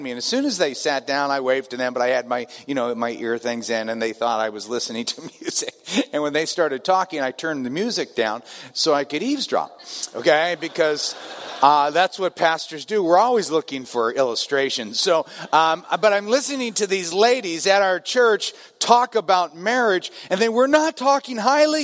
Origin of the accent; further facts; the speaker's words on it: Southern California, United States; I'm from Southern California